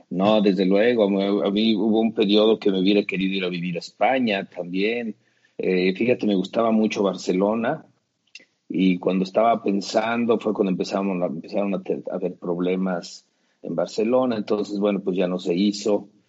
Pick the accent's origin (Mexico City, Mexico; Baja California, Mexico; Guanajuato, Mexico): Mexico City, Mexico; now in Vienna, Austria; Yo soy de ahí, de la zona norte de la Ciudad de México, en donde yo considero que es el centro de México, que es en, donde está la basílica de, de Nuestra Señora de la Guadalupe